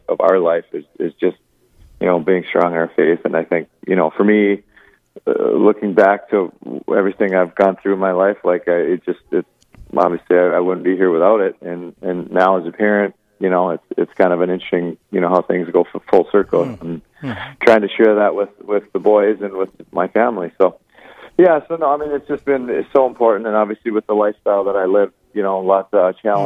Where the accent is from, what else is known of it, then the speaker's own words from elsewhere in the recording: Moorhead, Minnesota, United States; also born or lived in Virginia, Minnesota / St. Cloud, Minnesota; I was born in Virginia, Minnesota, up on the Iron Range, and then moved to Moorhead when I was a kid, and grew up here, and went to high school here in Moorhead